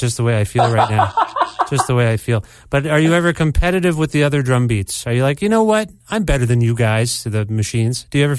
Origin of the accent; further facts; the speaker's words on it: Canada; I'm Canadian.